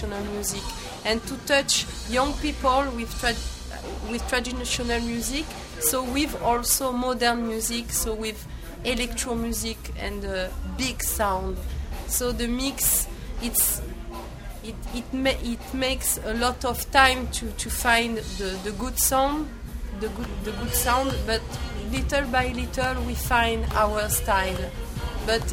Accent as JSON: {"language": "English", "town": "Marseille", "region": "Provence-Alpes-Côte d'Azur", "country": "France", "second_language": "English", "said": "we come from Marseille, the south of France"}